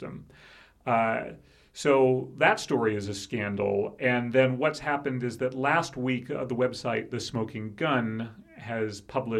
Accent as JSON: {"language": "English", "region": "California", "country": "United States", "tie": "born or raised there", "said": "When I grew up in California"}